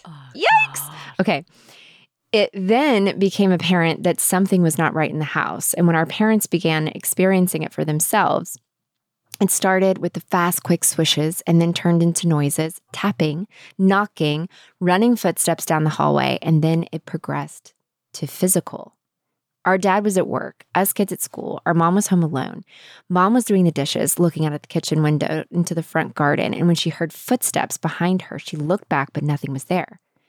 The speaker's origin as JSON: {"language": "English", "region": "the South", "country": "United States", "tie": "born or raised there", "said": "when I grew up in the Southern Baptist South."}